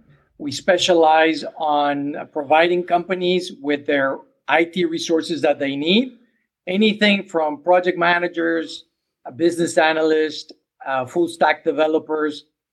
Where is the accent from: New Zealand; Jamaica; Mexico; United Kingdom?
Mexico; English is a second language; now in United States; 30 years ago, I came from Mexico, and I wish I had someone like me helping me to get started.